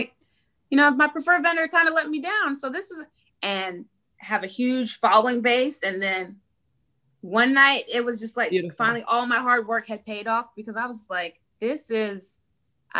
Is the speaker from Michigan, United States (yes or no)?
no; Tennessee, United States; moved away; Tennessee because that's my hometown